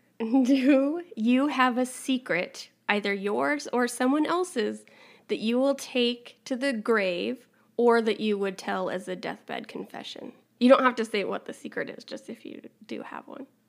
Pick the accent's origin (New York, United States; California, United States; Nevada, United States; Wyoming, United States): Wyoming, United States; we grew up in Wyoming